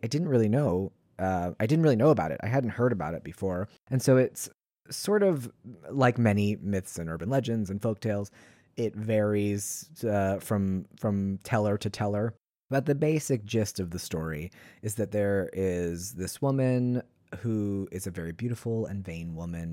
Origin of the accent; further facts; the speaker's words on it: East Coast, United States; I grew up on the East Coast